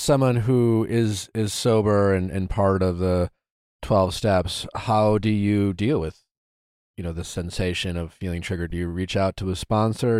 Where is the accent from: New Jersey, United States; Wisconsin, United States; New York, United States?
Wisconsin, United States; I grew up in Wisconsin.